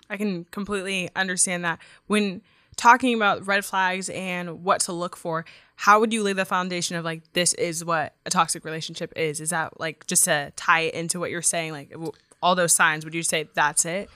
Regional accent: Yuba City, California, United States; I'm from Yuba City, so I'm an hour away

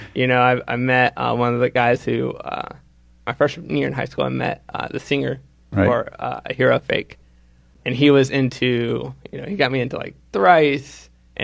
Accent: Charlotte, North Carolina, United States; I'm from Charlotte

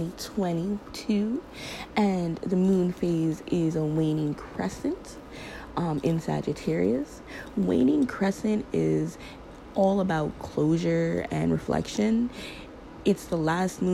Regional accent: Teaneck, New Jersey, United States; also born or lived in Detroit (roots); now in Jersey City, United States; Originally, I'm from Bergen County and graduated from Teaneck High School

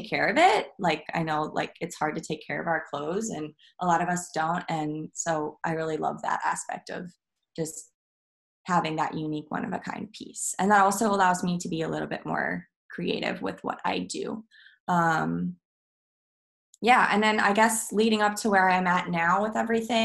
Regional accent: Midwest, United States; now in Brooklyn, United States; I'm from the Midwest

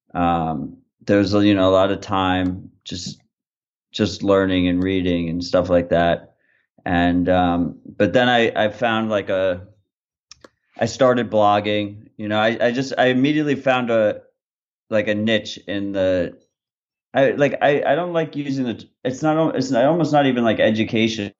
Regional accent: New York, United States; I'm from New York

